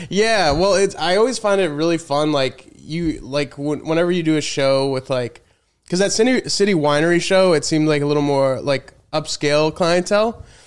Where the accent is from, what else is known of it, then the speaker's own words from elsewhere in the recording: Colorado, United States; moved away as an adult; also born or lived in Chicago / Los Angeles / New York; now in Austin, United States; I mainly grew up in Colorado